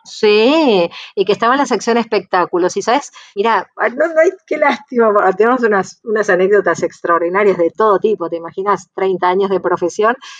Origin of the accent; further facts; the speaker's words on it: Lomas de Zamora, Buenos Aires Province, Argentina; me criaron en una escuela en Inmaculada Concepción de Lomas de Zamora